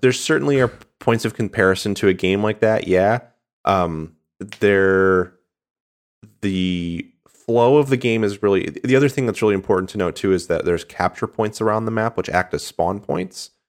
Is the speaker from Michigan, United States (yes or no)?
yes; Michigan, United States; I'm from Michigan, so I've spent a lot of time in Ohio